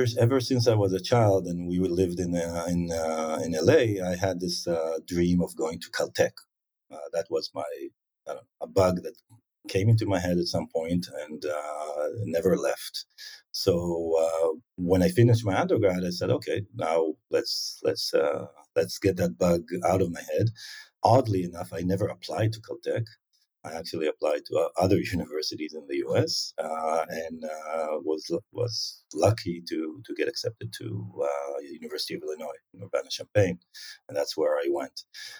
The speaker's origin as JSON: {"language": "English", "town": "Tel Aviv", "region": "Tel Aviv District", "country": "Israel", "tie": "born or raised there", "also_born_or_lived": "South of Israel", "said": "I was born in Tel Aviv, and my parents, one is an engineer, my mother is a mathematician. You know, in the early days, we were in the Tel Aviv area, so this is the center of Israel where most people live."}